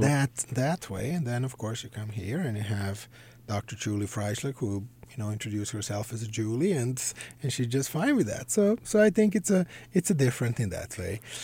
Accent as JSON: {"language": "English", "region": "Belgrade", "country": "Serbia", "tie": "born or raised there", "moved": "yes", "said": "I grew up in Belgrade, Serbia."}